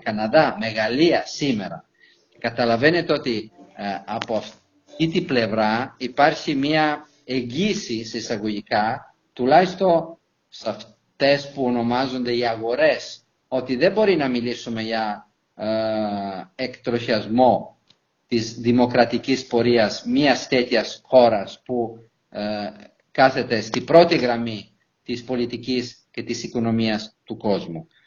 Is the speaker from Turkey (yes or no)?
no; Italy; now in Heraklion, Greece; Ιταλός πολίτης, αλλά ως Ιταλο-Έλληνας πολίτης